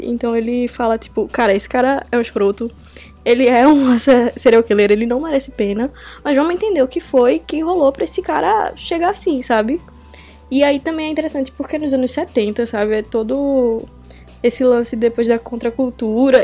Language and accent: Portuguese; Recife, Pernambuco, Brazil; eu sou de Recife